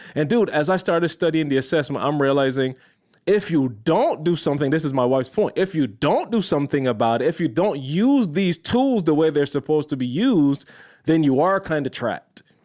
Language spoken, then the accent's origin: English; Barbados; moved away; I'm a little kid growing up in Barbados